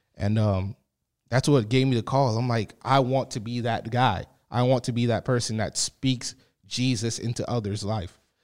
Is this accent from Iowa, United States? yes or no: no; Boston, Massachusetts, United States; I grew up in Boston, Massachusetts